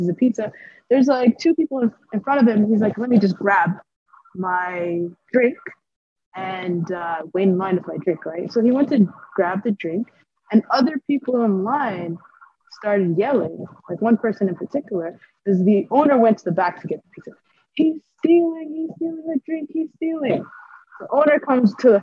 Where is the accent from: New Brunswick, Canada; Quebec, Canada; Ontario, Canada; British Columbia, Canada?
Ontario, Canada; Ottawa; moved away as an adult; now in Edmonton, Canada; went back to my hometown